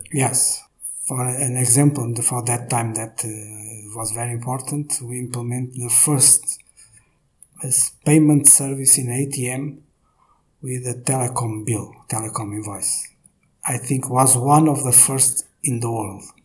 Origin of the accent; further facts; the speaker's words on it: Braga, Norte, Portugal; moved away as an adult; also born or lived in Porto; now in Lisbon, Portugal; in Braga, where I am from